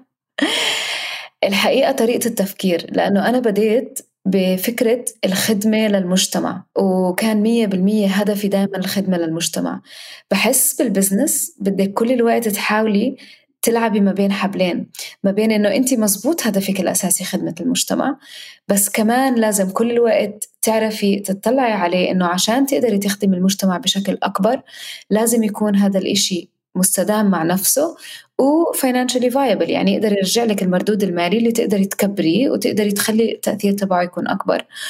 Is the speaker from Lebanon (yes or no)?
no; Palestine; وكوني أنا فلسطينية